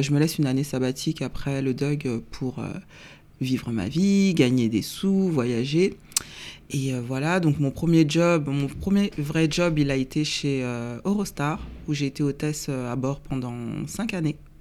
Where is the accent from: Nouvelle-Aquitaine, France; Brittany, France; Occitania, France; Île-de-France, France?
Île-de-France, France; Seine-Saint-Denis; also born or lived in Paris; je suis née un 24 septembre 1977 à Paris. Euh, à l'origine, on habitait à Paris dans le 19e, et puis après, on a déménagé en banlieue parisienne, dans le 93. Euh, où euh, j'ai grandi